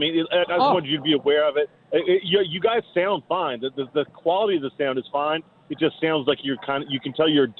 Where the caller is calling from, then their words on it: New Orleans, Louisiana, United States; I'm calling from New Orleans